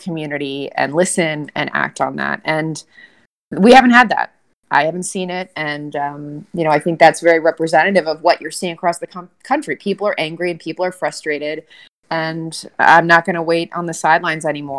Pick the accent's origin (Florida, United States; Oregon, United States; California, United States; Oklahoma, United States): California, United States; Southern; now in New York, United States; growing up in Southern California, daughter of a Marine